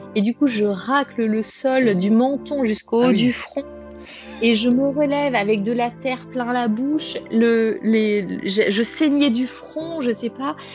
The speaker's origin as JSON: {"language": "French", "town": "Grenoble", "region": "Auvergne-Rhône-Alpes", "country": "France", "tie": "born or raised there", "moved": "as an adult", "lives_now": "Paris, France", "said": "je suis originaire de Grenoble, voilà, d'un petit village en montagne, et je suis maintenant sur Paris depuis bientôt 5 ans"}